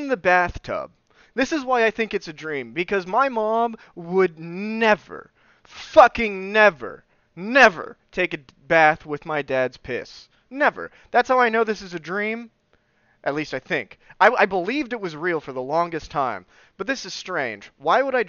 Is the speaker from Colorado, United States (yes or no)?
no; southern Oklahoma, United States; born or raised there